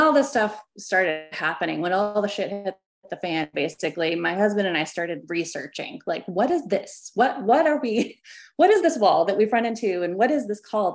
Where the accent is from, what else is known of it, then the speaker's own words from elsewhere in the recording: Arkansas, United States; I was born in Arkansas, kind of the middle of the Bible Belt